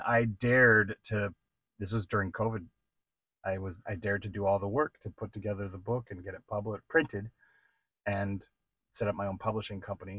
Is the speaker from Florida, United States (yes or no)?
no; New Jersey, United States; moved away; I'm from New Jersey